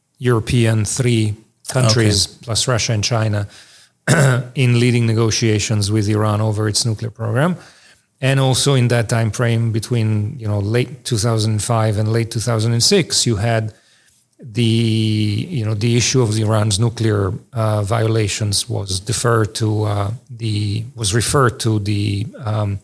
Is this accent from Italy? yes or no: yes; Italy; moved away as an adult; also born or lived in Israel / Oxford, England; I was born in Italy. I had my undergraduate education there.